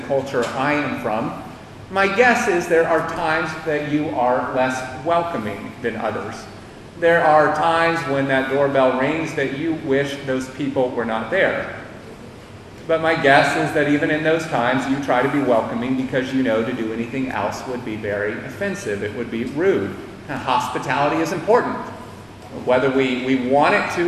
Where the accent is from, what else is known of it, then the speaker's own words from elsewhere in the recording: United States; moved away; my time and growing up in the United States